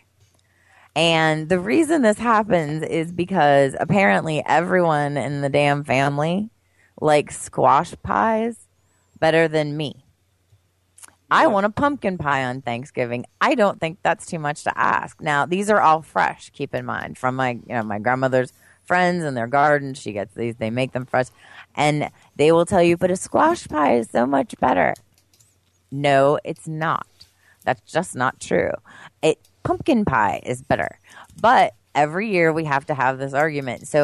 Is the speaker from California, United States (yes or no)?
no; near State College, Pennsylvania, United States; moved away; my hometown is like a suburb of State College, which is where Penn State is